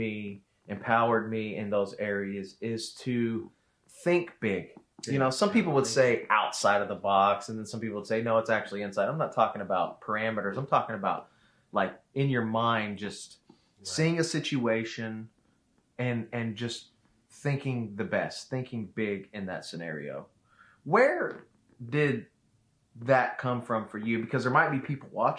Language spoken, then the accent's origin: English; the South, United States; moved away as an adult; now in Tacoma, United States; I grew up in the South.